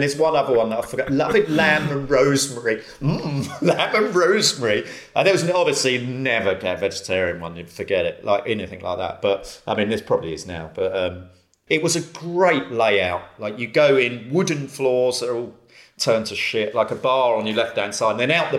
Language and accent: English; Romford, London, United Kingdom; Romford, and there was one pub there that me and all my mates went to called the Golden Lion.